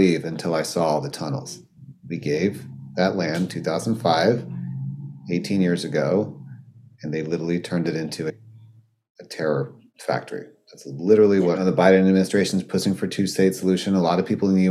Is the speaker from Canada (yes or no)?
no; South Africa; I'm from South Africa